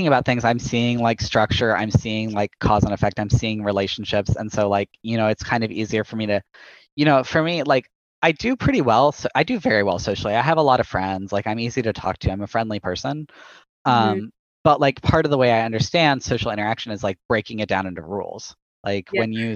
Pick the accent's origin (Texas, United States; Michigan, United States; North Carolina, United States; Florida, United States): Texas, United States; I'm from Texas